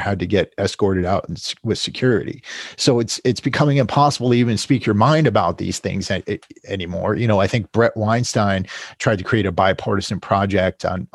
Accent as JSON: {"language": "English", "region": "New England", "country": "United States", "tie": "born or raised there", "said": "I grew up in New England"}